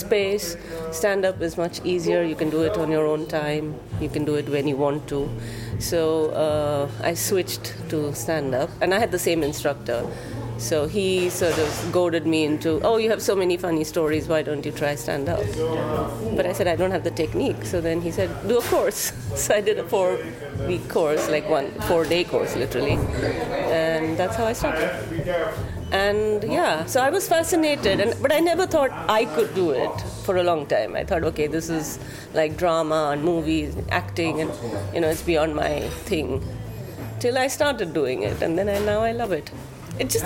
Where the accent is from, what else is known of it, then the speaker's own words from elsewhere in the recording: Western India, India; now in Netherlands; I am from India, from the western part of India